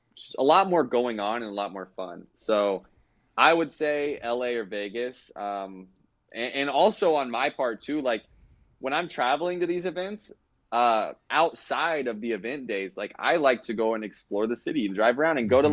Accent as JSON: {"language": "English", "town": "Kansas City", "country": "United States", "said": "I'm from Kansas City"}